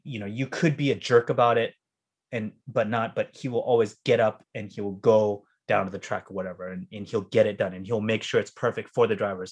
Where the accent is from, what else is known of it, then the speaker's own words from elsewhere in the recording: United States; I grew up in New York Beach, right? Super white.